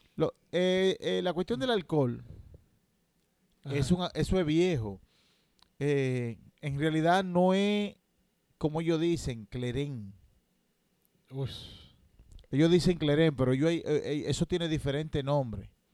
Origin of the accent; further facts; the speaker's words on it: Santo Domingo, Distrito Nacional, Dominican Republic; yo nací en la maternidad de la Alta Gracia, segundo piso, en el año 1983